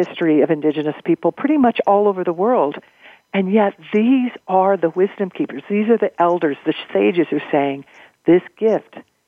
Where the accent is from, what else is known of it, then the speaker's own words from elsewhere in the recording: Missouri, United States; I grew up in Missouri